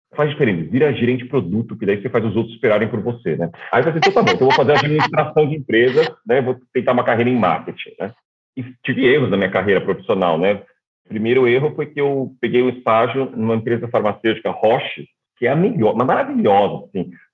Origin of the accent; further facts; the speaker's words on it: São Paulo, Brazil; moved away as an adult; also born or lived in Shanghai / Melbourne; Eu sou nascido em São Paulo